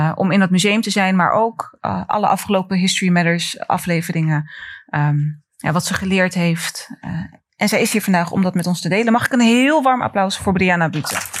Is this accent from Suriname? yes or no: no; Rotterdam, South Holland, Netherlands; we als Rotterdammers